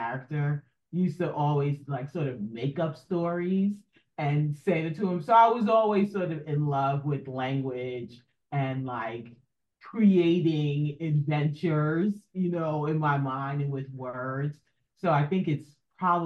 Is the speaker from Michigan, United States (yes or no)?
no; New York City, New York, United States; I grew up in New York City